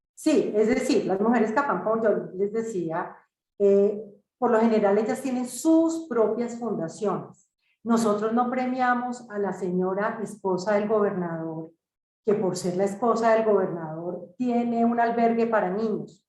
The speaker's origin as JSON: {"language": "Spanish", "country": "Colombia", "said": "somos colombianos, colombianos, colombianos al 100%"}